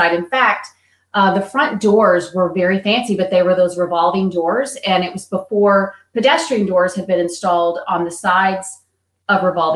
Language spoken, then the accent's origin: English; East Texas, United States; also born or lived in Atlanta; now in Dallas, United States; So I am from Texas, originally East Texas, where I grew up